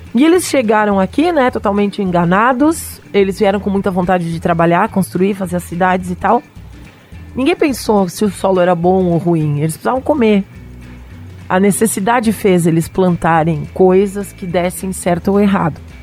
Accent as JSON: {"language": "Portuguese", "area": "Serra Gaúcha", "region": "Rio Grande do Sul", "country": "Brazil", "tie": "born or raised there", "said": "especificamente a Serra Gaúcha, minha terra"}